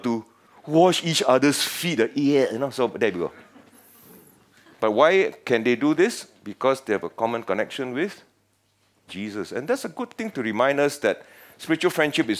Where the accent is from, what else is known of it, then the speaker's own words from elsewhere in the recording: Penang, Malaysia; now in Singapore; I come from Penang, the best state in Malaysia